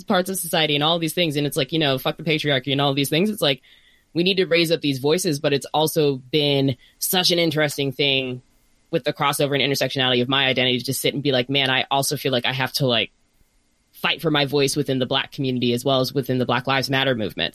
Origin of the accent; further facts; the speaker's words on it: Northern Virginia, United States; now in Bay Area, United States; I'm from Northern Virginia